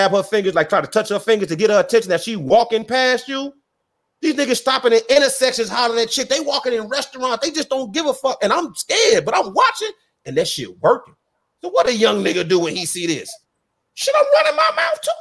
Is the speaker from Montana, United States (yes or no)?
no; Broadview, Illinois, United States; also born or lived in Roseland, Chicago; I'm from Broadview